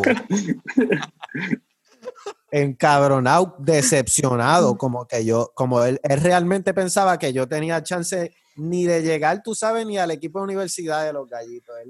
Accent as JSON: {"language": "Spanish", "town": "Trujillo Alto", "country": "Puerto Rico", "tie": "born or raised there", "said": "Yo me crié encantada en Trujillo Alto, en esa urbanización de acceso controlado"}